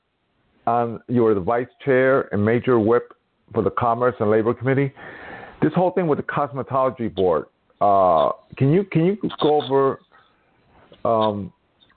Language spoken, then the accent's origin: English; New York, United States; I'm from New York